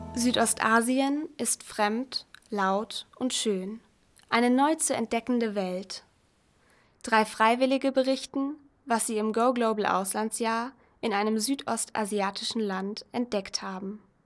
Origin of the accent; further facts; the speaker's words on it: Germany; Ich bin als Deutsche mit der Mentalität, wenn du an dich glaubst, kannst du alles werden, aufgewachsen